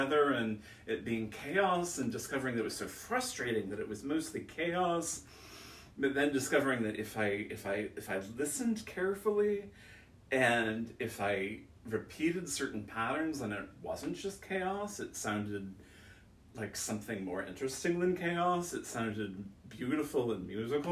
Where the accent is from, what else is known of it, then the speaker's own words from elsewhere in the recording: Silverton, Oregon, United States; I grew up in Silverton, Oregon, a small town 15 miles away from Salem